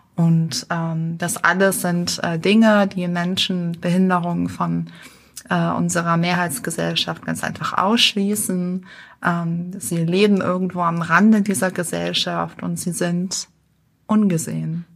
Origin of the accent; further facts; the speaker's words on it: Düsseldorf, North Rhine-Westphalia, Germany; moved away as an adult; now in Berlin, Germany; Ich bin in Düsseldorf geboren und aufgewachsen